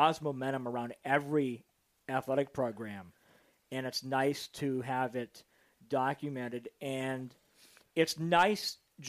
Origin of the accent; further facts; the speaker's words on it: Youngstown, Ohio, United States; I grew up around Youngstown State. That's where I grew up